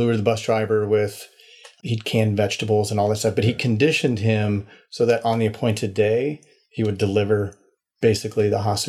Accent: Nebraska, United States; moved away; I grew up in Nebraska, kind of the lineage of some Western ranchers, moved around a bit as a child

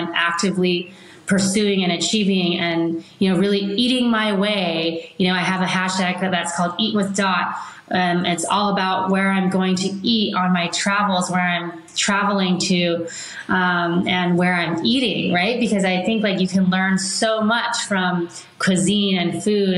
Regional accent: Palos Verdes, California, United States; I grew up in Palos Verdes, so it was very close to the sea

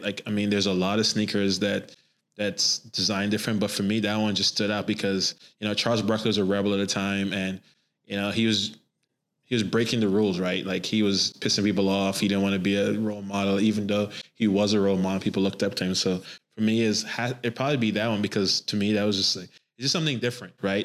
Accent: Trinidad & Tobago; I grew up in Trinidad and Tobago

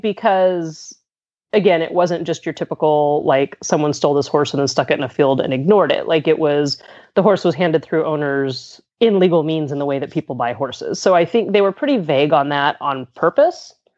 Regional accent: Southern California, United States; moved away as an adult; also born or lived in Pennsylvania; now in Pittsburgh, United States; I'm I'm originally from Southern California

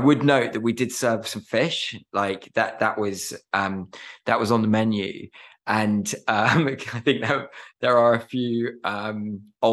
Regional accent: Herefordshire, West Midlands, United Kingdom; I grew up in Herefordshire, and really fortunate to live there

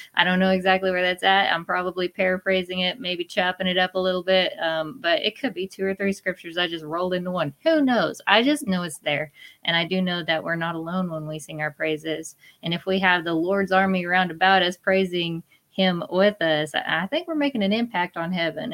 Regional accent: Oklahoma, United States; I'm from Oklahoma

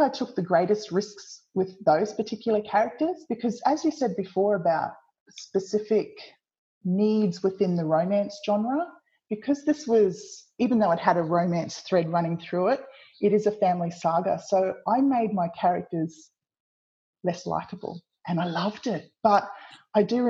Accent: Tasmania, Australia; I was born in Tasmania

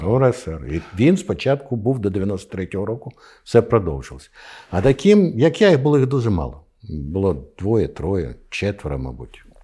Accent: Ukraine; я з України

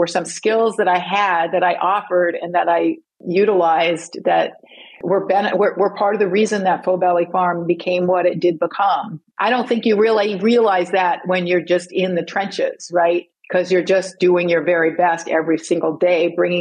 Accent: England, United Kingdom; I was from England

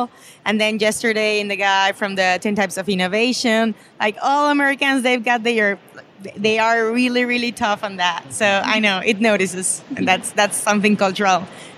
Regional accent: Mexico City, Mexico; I'm from Mexico City.

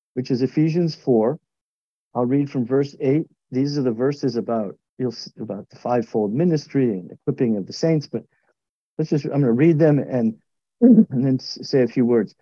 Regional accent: New England, United States; also born or lived in Connecticut; I grew up in New England, not far from Jonathan

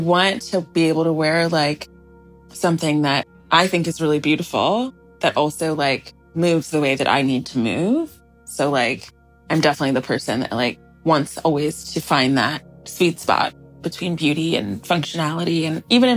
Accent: Washington, District of Columbia, United States; we grew up in Washington, D.C.

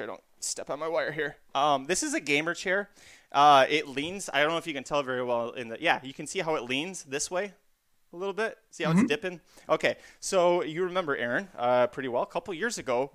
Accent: Kalamazoo, Michigan, United States; I'm from Kalamazoo, Michigan.

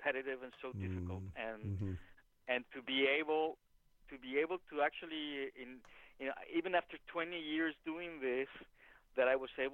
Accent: Mexico; moved away; I am from Mexico

